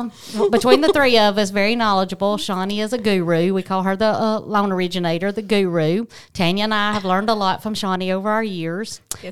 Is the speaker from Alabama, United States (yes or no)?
yes; Fayetteville, Alabama, United States; Born and raised. Grew up in Fayetteville, went to Fayetteville High School.